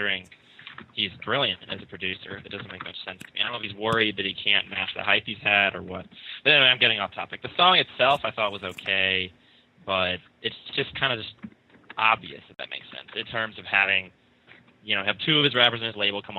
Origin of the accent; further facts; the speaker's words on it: Atlanta, Georgia, United States; I'm from Atlanta.